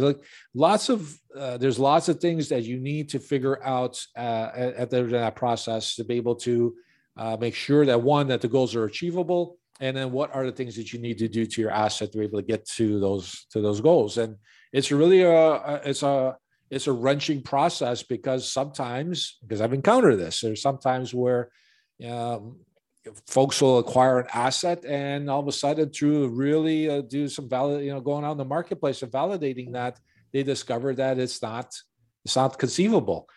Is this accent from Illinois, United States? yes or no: yes; Chicago, Illinois, United States; born and raised in Chicago on the north side